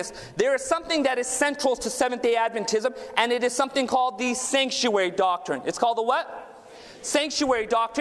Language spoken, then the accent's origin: English; Southern California, United States; I was born and raised down in Southern California. My parents immigrated from India